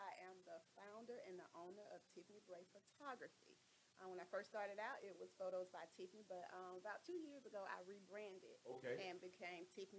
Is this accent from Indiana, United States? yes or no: no; Atlanta, Georgia, United States; So originally I'm from Atlanta, Georgia.